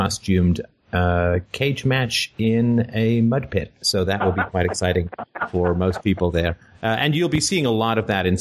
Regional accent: Canada; as a Canadian

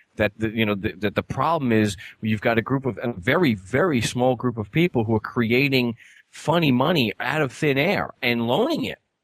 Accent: Long Island, New York, United States; now in Arizona, United States; I'm from Long Island.

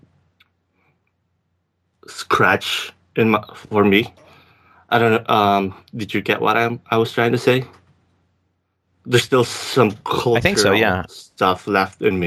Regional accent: Philippines; accent: Filipino; English is a second language; moved away as an adult; now in Victoria, Canada; I did have a degree back in the Philippines in business.

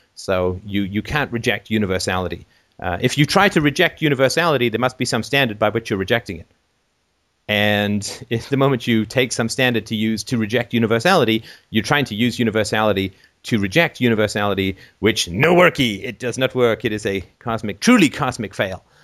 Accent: England, United Kingdom; moved away; when I grew up in England

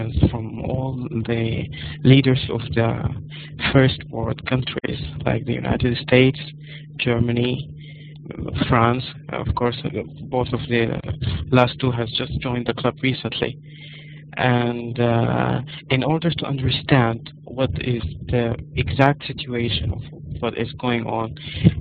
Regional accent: Sudan; English is a second language; I am from Africa, actually from Sudan

